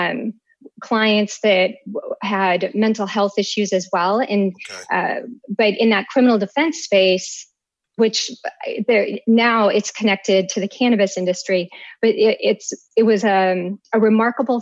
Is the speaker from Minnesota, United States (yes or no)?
yes; Minnesota, United States; moved away as an adult; also born or lived in Austin, Texas; now in Washington, D.C., United States; I hail from Minnesota.